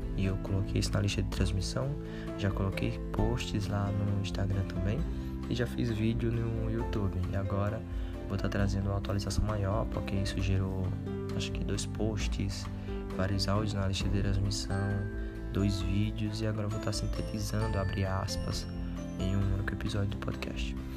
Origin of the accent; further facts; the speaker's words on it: Paraíba, Brazil; eu sou da Paraíba